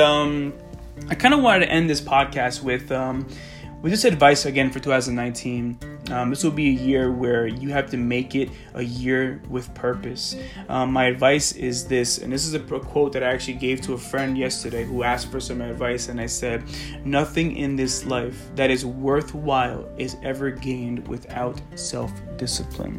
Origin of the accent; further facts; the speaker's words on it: Colombia; moved away; back in my home country